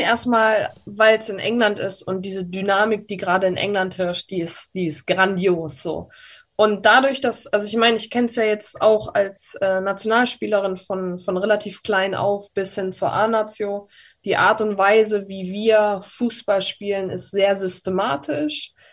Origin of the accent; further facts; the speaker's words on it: Germany; bei uns in Deutschland